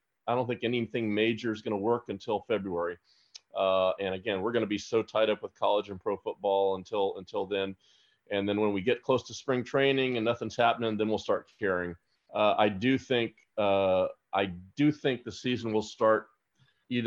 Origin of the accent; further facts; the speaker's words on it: Tampa, Florida, United States; I grew up in Tampa